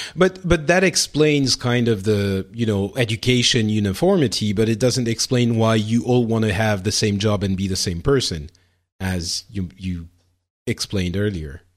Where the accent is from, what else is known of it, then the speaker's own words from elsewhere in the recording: France; in France, we we don't have that, or at least I didn't when I was growing up